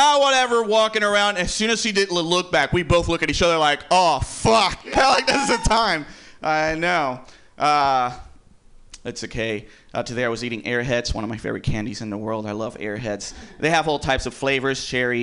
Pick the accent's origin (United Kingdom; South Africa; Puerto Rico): Puerto Rico; I'm from Puerto Rico. I've lived in the hood my whole life